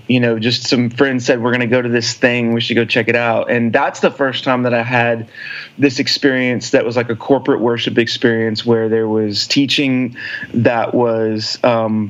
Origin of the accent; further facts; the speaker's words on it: Alpine, Texas / Houston, United States; also born or lived in Nashville, Tennessee; now in Austin, United States; I grew up out in West Texas, a little small town called Alpine, Texas, which is in the middle of nowhere, just a little bit north of Big Bend National Park.